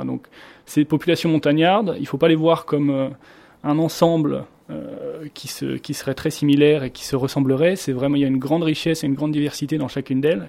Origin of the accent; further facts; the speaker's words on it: France; moved away as an adult; now in Singapore; je suis français, j'habite à Singapour depuis